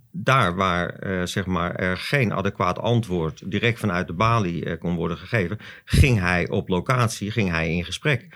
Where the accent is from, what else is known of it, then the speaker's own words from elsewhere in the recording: Zandvoort, North Holland, Netherlands; ik ben geboren op Zandvoort, ook dat nog. Dus ik heb ook nog eh, mijn hele leven eh, hier gewoond.